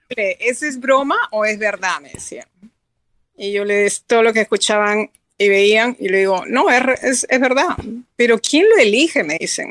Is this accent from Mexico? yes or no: no; Peru; now in United States; soy americana legalmente, pero yo soy peruana.